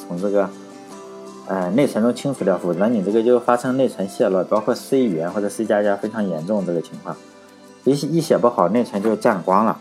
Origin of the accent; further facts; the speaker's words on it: Shandong, China; 我老家是山东的